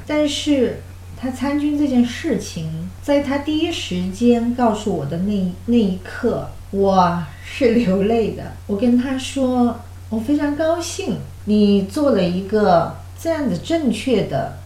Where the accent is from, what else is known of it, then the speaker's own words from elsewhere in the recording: China; now in United States; 我们中国人的风俗